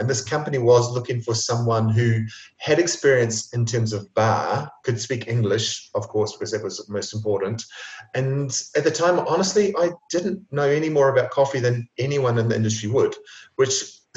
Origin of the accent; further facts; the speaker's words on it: New Zealand; moved away as an adult; now in Italy; growing up in New Zealand